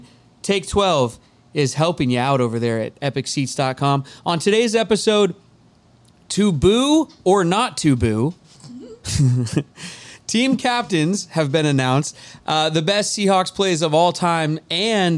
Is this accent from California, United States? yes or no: no; Edmonds, Washington, United States; I'm a guy from Edmonds.